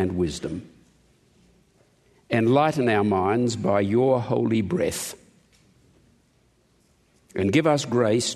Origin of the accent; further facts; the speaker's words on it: Australia; I'm an Australian